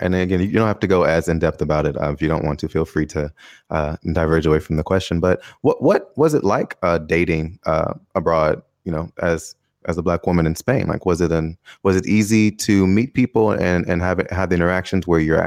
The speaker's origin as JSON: {"language": "English", "country": "United States", "moved": "yes", "lives_now": "Taiwan", "said": "I'm American, not just black"}